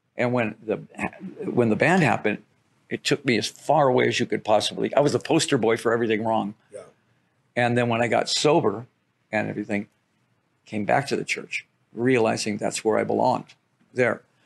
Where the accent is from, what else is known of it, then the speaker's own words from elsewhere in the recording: Detroit, Michigan, United States; I'm from Detroit